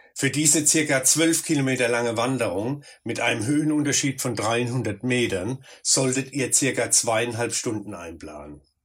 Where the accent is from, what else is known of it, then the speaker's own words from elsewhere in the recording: Rhineland-Palatinate, Germany; bei uns in der Pfalz